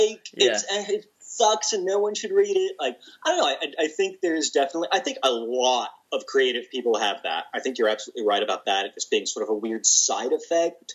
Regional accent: the South, United States; I'm a Southerner

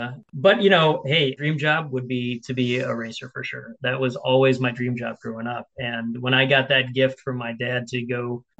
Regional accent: Milwaukee, Wisconsin, United States; back in the 70s when I was growing up in Milwaukee, Wisconsin

